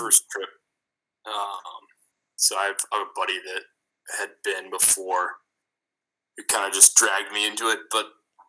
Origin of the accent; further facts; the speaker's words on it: Chicago, Illinois, United States; moved away as an adult; also born or lived in New York; I came back to Chicago.